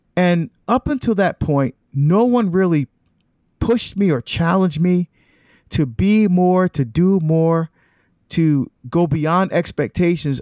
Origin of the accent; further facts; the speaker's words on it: New Jersey, United States; also born or lived in Barbados; We immigrated to the United States when I was about three years old to, uh, New Jersey. And that's where, uh, that's where we grew up.